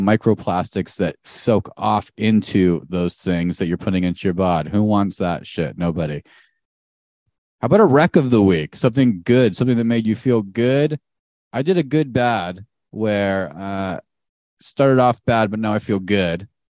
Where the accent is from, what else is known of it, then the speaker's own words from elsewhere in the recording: Arizona, United States; we grew up in Arizona